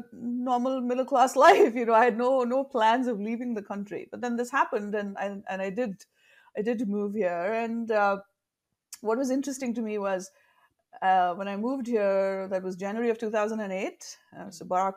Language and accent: English; northern India, India; So I'm originally from India, from the southern part of India, but I grew up, my first, I want to say 12, 13 years of my life were spent in the northern part of the country.